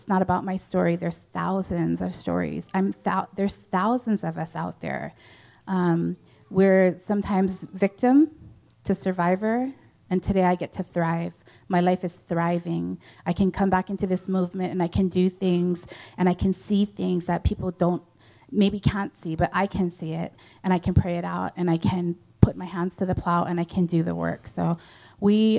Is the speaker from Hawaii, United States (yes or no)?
yes; Hawaii, United States; I come from Hawaii, so that's how we greet